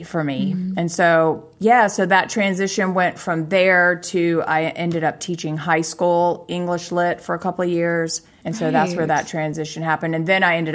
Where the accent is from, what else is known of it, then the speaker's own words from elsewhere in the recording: South Carolina, United States; moved away as an adult; also born or lived in Charleston, South Carolina; now in Los Angeles, United States; I grew up in South Carolina, in Charleston, South Carolina. But then when my mom and dad divorced, we moved away about 2 hours away to a tiny town of like 5,000 people.